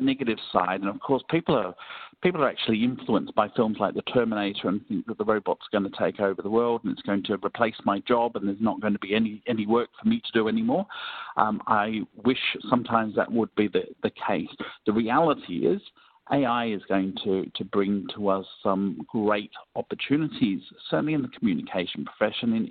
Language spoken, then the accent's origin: English; Melbourne, Victoria, Australia; Melbourne, my hometown